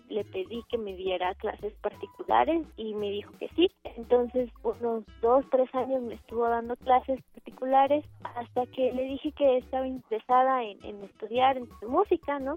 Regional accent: Mexico City, Mexico; Yo nací aquí en la Ciudad de México el 4 de mayo de 1989

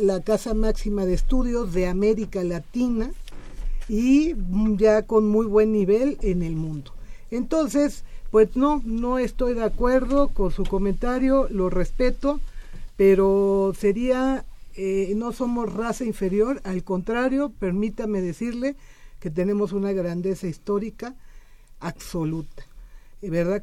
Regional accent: Mexico; Somos mexicanos orgullosos

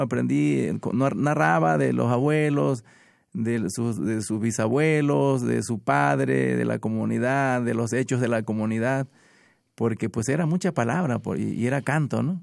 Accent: Minatitlán, Veracruz, Mexico; vengo de Minatitlán

